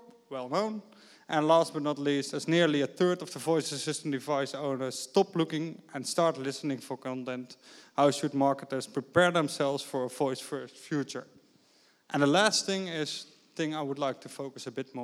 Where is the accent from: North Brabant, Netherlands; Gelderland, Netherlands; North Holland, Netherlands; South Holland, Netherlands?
North Brabant, Netherlands; 's-Hertogenbosch; now in Amsterdam, Netherlands; I was born in Den Bosch, so if you talk with me during the breaks, that explains the accent